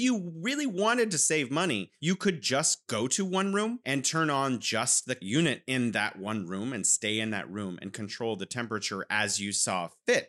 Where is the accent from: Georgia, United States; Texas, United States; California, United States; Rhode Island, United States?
California, United States; now in Wuhan, China; I'm originally from California